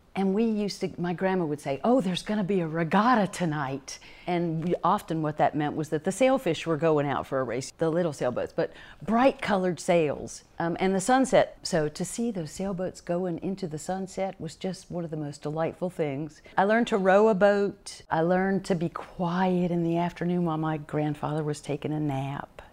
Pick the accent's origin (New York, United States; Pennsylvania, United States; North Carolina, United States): North Carolina, United States; Charlotte; I was born in Charlotte, North Carolina